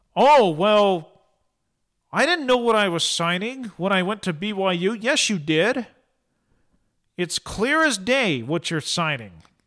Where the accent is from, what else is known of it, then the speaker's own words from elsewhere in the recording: Eastern Oregon, United States; moved away; I'm from Eastern Oregon